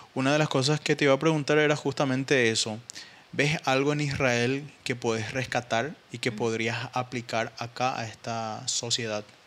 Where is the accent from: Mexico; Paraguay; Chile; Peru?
Paraguay; mayor enemigo ¿verdad? de un paraguayo es otro paraguayo, Y ahí te das cuenta que existe un, nivel de rivalidad entre nosotros